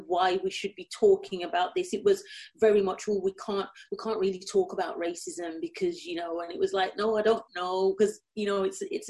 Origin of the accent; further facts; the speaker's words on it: Birmingham, West Midlands, United Kingdom; accent: Brummie; But growing up in Birmingham, you get, and I think again, I think it's like a false sense of security. So, you know, I grew up in a very multicultural, I was around every, you know, color, creed, sexuality.